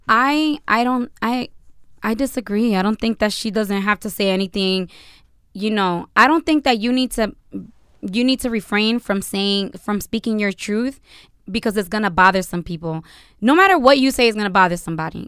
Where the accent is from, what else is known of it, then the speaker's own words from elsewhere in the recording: United States; I am American, I was born here, which is a shock to a lot of people